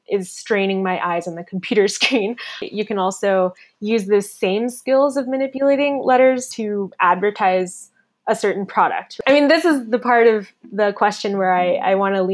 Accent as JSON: {"language": "English", "region": "Florida", "country": "United States", "tie": "born or raised there", "also_born_or_lived": "London, United Kingdom / Taiwan", "moved": "as an adult", "said": "growing up in Florida"}